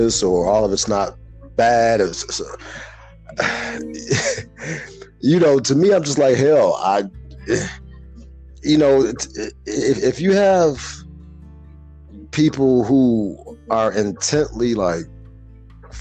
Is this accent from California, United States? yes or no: no; Chicago, Illinois, United States; moved away; also born or lived in the South; being born and raised in Chicago, Illinois, Wild Hundreds